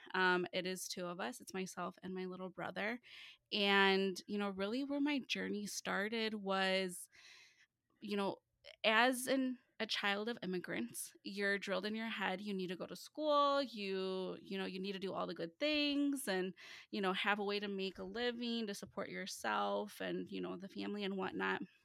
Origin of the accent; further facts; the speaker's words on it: Chicagoland area, northwest suburbs of Chicago, Illinois, United States; I am from the Chicagoland area, so the northwest suburbs of Chicago